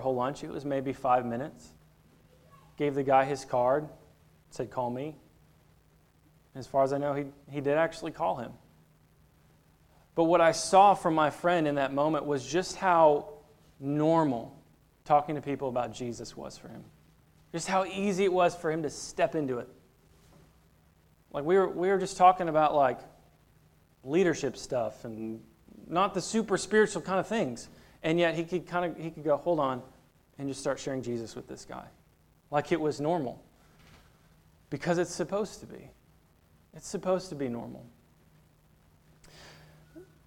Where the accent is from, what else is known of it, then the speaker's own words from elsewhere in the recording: near Dearborn, Michigan, United States; moved away; also born or lived in Chicago; growing up in Michigan, I grew up not too far from a town called Dearborn